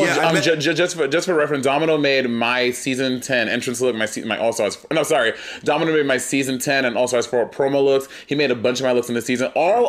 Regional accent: New York City, New York, United States; Also, I grew up in New York City

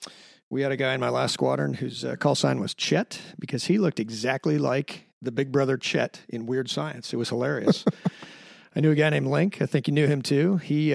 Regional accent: Sarasota, Florida, United States; also born or lived in Fallon, Nevada; I am originally from Sarasota, Florida

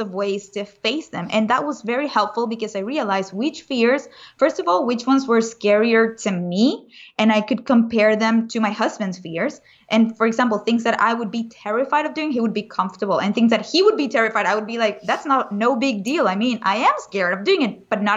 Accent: Venezuela; moved away; I was raised in Venezuela, which is also a very dangerous country. So I grew up with a lot of protection around me in a bubble

